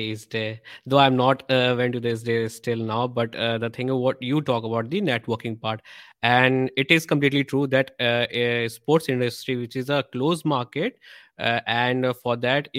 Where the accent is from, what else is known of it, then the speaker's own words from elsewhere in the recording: India; we as a Indian people